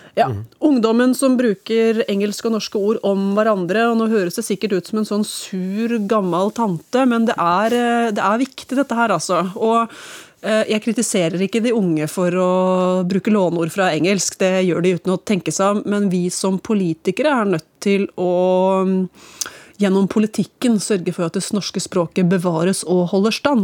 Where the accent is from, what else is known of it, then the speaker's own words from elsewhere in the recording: Hamar, Innlandet, Norway; jeg vokste opp på Vang bibliotek på Ridabu, mer eller mindre